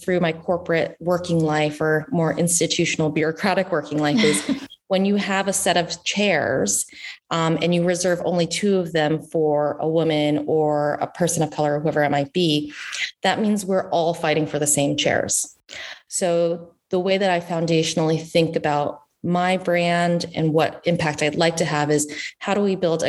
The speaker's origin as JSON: {"language": "English", "region": "the South", "country": "United States", "tie": "born or raised there", "also_born_or_lived": "Washington, D.C.", "moved": "as an adult", "lives_now": "Northern California, United States", "said": "I grew up in the South"}